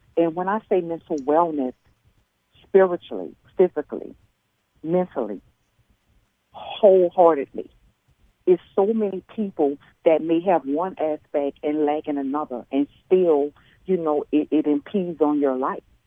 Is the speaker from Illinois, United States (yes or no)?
no; New Orleans, Louisiana, United States; I grew up in New Orleans with my grandparents